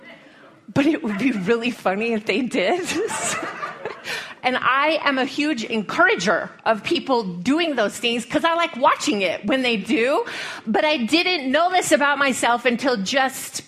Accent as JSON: {"language": "English", "town": "Lubbock", "region": "Texas", "country": "United States", "moved": "yes", "lives_now": "Colorado, United States", "said": "there really is not much of a vacation destination in Lubbock, but that's where I'm from"}